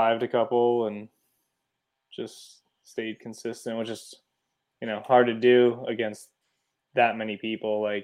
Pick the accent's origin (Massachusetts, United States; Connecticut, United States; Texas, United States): Connecticut, United States; Andover; I'm from Andover, Connecticut.